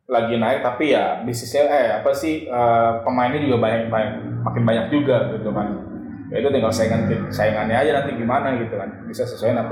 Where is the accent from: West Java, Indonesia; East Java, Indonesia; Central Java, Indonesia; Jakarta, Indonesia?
West Java, Indonesia; Bekasi; Orang-orang Bekasi mau denger gua orang Bekasi.